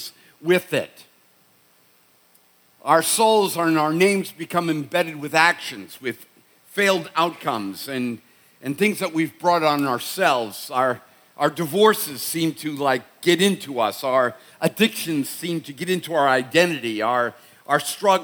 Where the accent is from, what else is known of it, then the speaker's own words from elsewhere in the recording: Boston, Massachusetts, United States; I'm from Boston